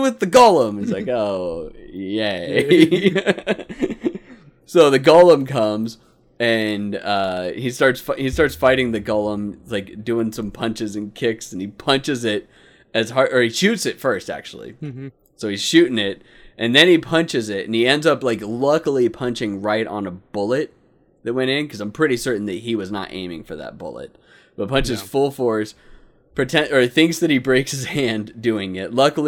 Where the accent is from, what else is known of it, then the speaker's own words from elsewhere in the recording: Phoenix, Arizona, United States; Growing up as a kid, though, living here in Phoenix, like I grew up on Barrow's